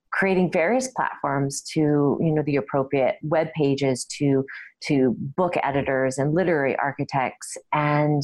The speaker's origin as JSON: {"language": "English", "region": "Connecticut", "country": "United States", "tie": "born or raised there", "moved": "as an adult", "lives_now": "Canada", "said": "I was born actually in Connecticut, which is actually in America, in the States"}